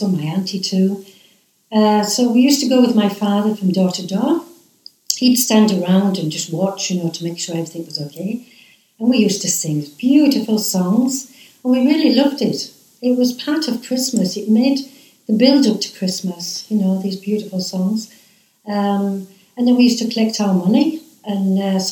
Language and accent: English; Skinningrove, North East England, United Kingdom; also born or lived in Whitby; I was born outside of Whitby, actually, in a little fishing village called Skinnygrove, to start off with. I moved to Whitby as a teenager to find work